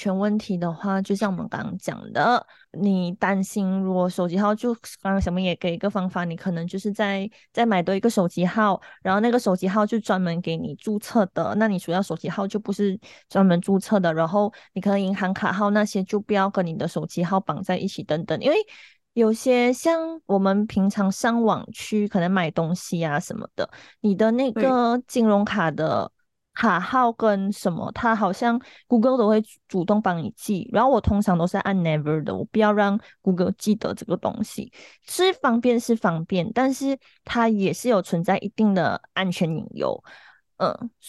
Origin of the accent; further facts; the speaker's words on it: Malaysia; 因为我们也没有那个立场去讨论，因为我们是马来西亚人，我们也不是台湾人，我们也不是中国人。